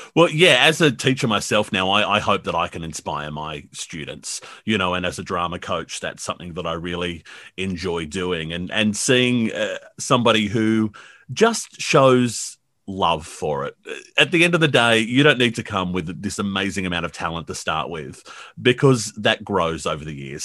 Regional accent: Blacktown, New South Wales, Australia; I grew up in Blacktown

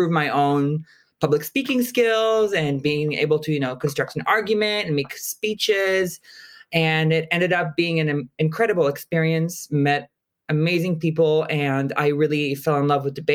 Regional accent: Israel; I'm originally from Israel

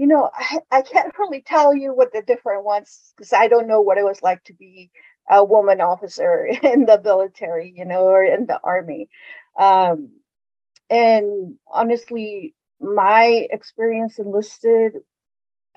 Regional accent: California, United States; moved away as an adult; I'm originally from California.

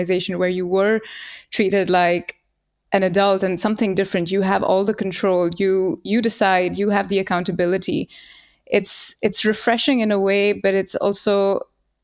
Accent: India; moved away as an adult; now in Germany; I grew up in India

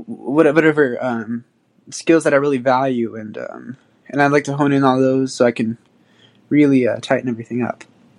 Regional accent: San Francisco, California, United States; I'm from San Francisco, California.

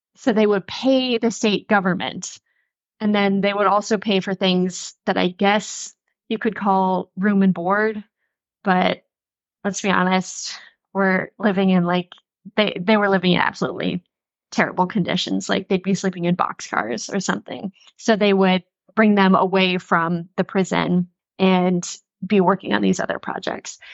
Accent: Western North Carolina, United States; moved away; I'm from Western North Carolina, and I used to, like, go, we used to go play on this railroad

